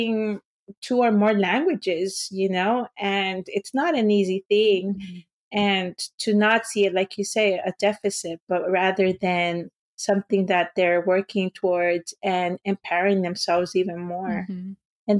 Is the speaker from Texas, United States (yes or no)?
no; Los Angeles, California, United States; English is a second language; I was born around Pico Union, but then we moved to East